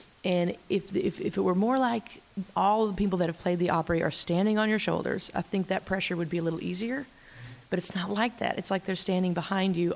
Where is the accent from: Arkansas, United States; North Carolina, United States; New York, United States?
Arkansas, United States; I'm from Arkansas